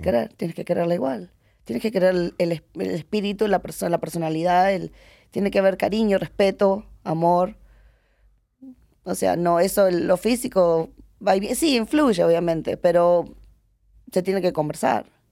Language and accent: Spanish; Miami, Florida, United States; also born or lived in Uruguay; now in Las Vegas, United States; yo criada, obviamente en, en Miami